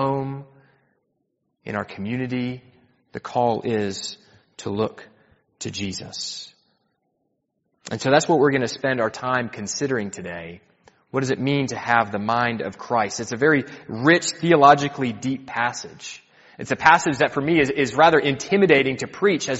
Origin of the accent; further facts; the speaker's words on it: United States; I'm from the States